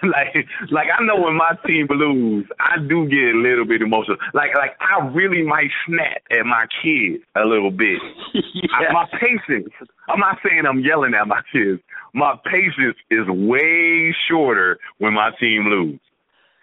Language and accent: English; New Jersey, United States; now in Charlotte, United States; I'm originally from South Jersey